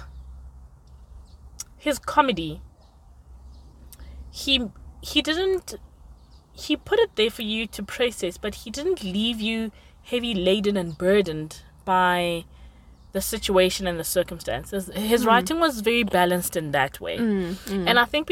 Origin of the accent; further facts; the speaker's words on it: Limpopo, South Africa; I grew up in Limpopo, for like villagey, small town